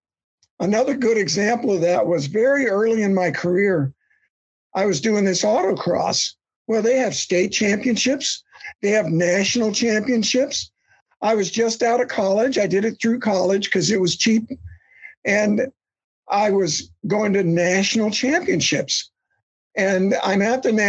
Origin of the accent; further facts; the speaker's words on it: Central Florida, United States; We're both from Central Florida